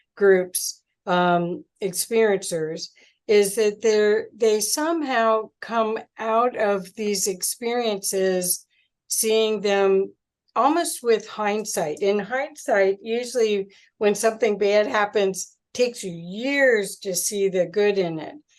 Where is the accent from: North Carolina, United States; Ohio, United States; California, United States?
Ohio, United States; Cincinnati; now in Colorado, United States; I'm from Cincinnati originally